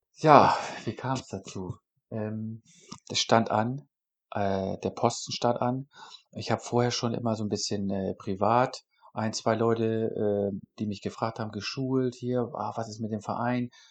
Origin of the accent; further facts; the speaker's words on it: Northern Germany, Germany; weil ich aus der norddeutschen Region bin. Ich komme nicht aus Bayern oder sonst wo